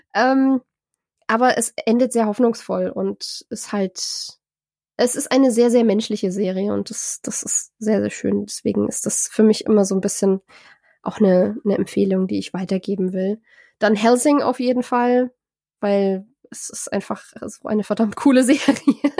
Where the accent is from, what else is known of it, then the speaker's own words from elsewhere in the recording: Germany; als Deutsche